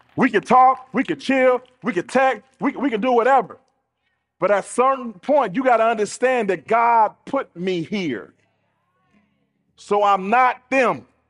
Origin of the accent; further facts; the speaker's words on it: United States; we're American, and so we're used to consumerism